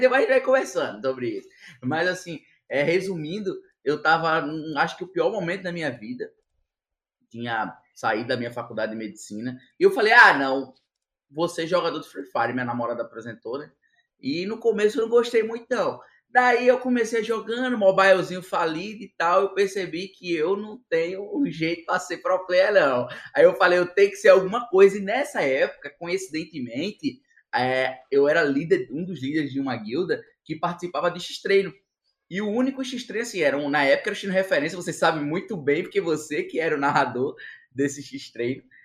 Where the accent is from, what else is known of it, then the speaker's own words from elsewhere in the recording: Northeast Region, Brazil; eu sempre fui um cara como nordestino é